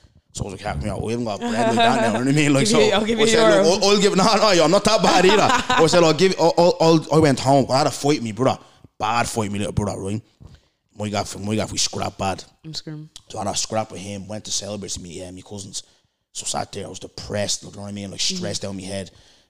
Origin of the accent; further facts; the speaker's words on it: Brookfield, Ireland; I come from Brookfield, where lads know nothing but selling drugs and sitting on the dole.